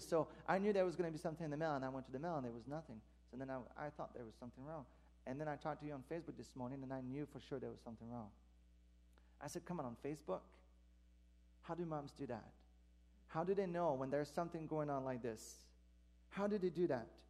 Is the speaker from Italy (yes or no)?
no; Quebec, Canada; moved away; I'm from Quebec originally, so that my mom still lives there. Most of my family do.